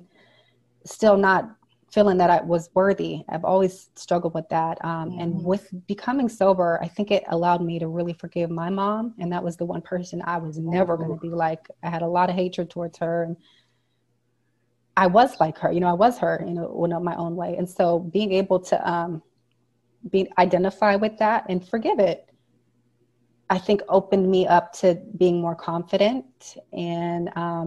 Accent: Nevada, United States; now in Arizona, United States; we are from Nevada. My parents were in the casinos

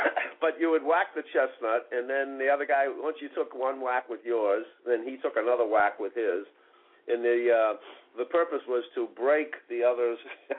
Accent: Boston, Massachusetts, United States; born or raised there

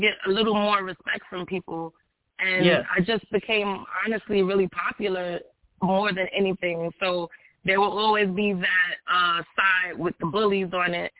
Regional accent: New York City, New York, United States; I'm born and raised in New York City.

